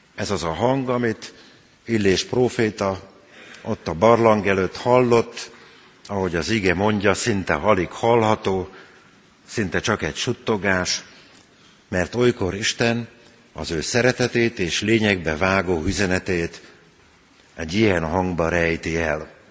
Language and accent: Hungarian; Transdanubia, Hungary; moved away; a Duna túloldalán nőttem fel, ahol már dombok is vannak